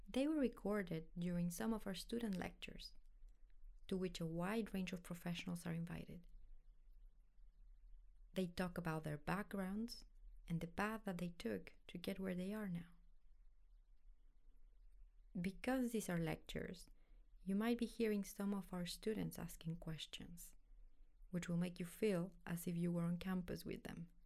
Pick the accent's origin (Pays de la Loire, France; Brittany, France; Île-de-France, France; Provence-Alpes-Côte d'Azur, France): Île-de-France, France; Paris; um, I'm uh, French American. I was born and raised here in Paris. Uh, my parents are American. They're expats.